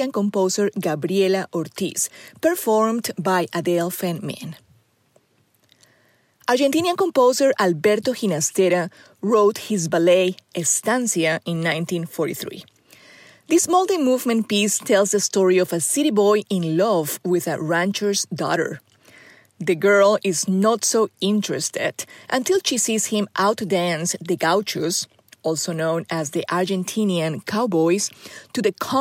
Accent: Colombia; now in Arkansas, United States; Growing up in Colombia through the 70s and 80s

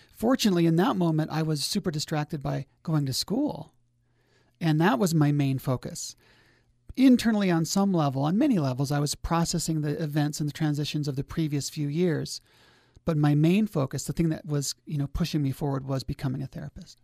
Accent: Logan, Utah, United States; also born or lived in Tooele County, Utah; growing up in Logan, we really didn't have much, uh, interface with the lake

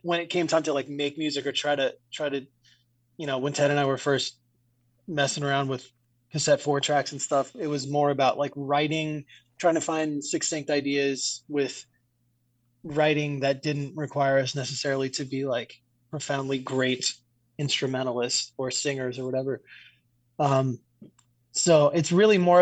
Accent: New Orleans, Louisiana, United States; growing up in New Orleans, that might be your first experience like seeing live music

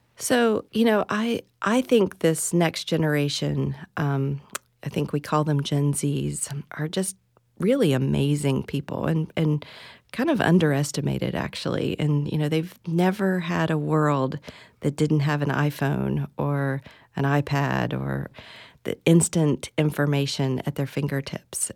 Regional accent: West Virginia, United States; moved away as an adult; also born or lived in Tennessee; now in Florida, United States; I'm originally from West Virginia

